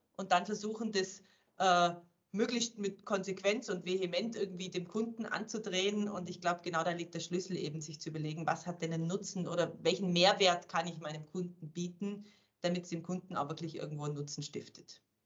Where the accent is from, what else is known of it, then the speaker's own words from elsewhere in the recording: Germany; moved away as an adult; also born or lived in Switzerland; als Deutscher